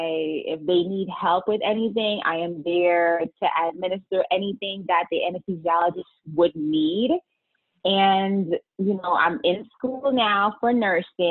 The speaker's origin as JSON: {"language": "English", "town": "New York City", "region": "New York", "country": "United States", "moved": "yes", "lives_now": "Connecticut, United States", "said": "I'm from the Bronx."}